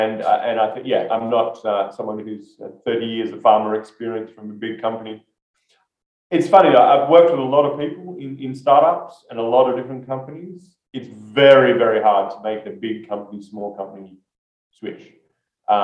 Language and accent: English; Australia; That's a good question. I'm Australian. My accent's not as strong as it once was, but I still talk too fast, but that's not my accent.